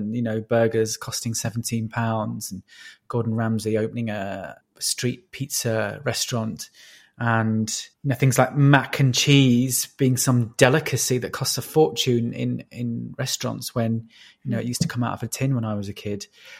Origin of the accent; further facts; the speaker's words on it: Yorkshire and the Humber, United Kingdom; accent: Yorkshire; I didn't want to be a comedy northerner. So I literally changed everything, including my accent, which I'm sure people listening can hear is not a Yorkshire accent.